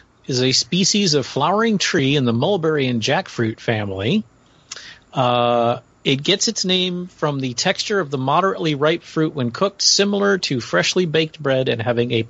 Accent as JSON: {"language": "English", "region": "Florida", "country": "United States", "tie": "born or raised there", "said": "I live in Florida, I grew up in Florida, we had a freaking coconut palm in our backyard"}